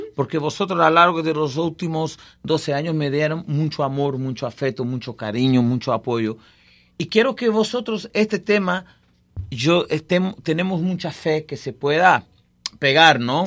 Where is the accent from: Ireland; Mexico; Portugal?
Portugal; Vila Real de Santo António, Algarve; Spanish is a second language; also born or lived in Tavira, Portugal; Yo nací en Portugal, en el sur de Portugal, una ciudad que está vira, pero es solamente donde nací. Yo siempre fui creado eh, en mi ciudad, una ciudad donde goberné, que se llama Villarreal de Sant Antonio